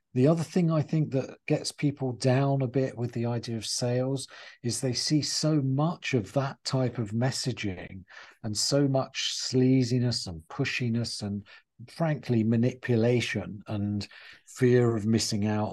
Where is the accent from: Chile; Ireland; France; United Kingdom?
United Kingdom; England; moved away as an adult; also born or lived in United States; I used to be this strange English pers-, person in America